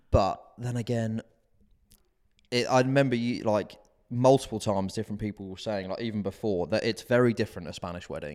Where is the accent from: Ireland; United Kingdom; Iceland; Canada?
United Kingdom; being British